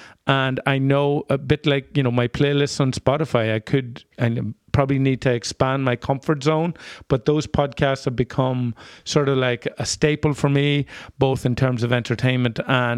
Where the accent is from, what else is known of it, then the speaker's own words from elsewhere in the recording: Ireland; now in Minneapolis, United States; being Irish in the Twin Cities is still a little bit of a novelty, and there is a line there that can be crossed, or you can hover close to with an accent that you probably couldn't somewhere else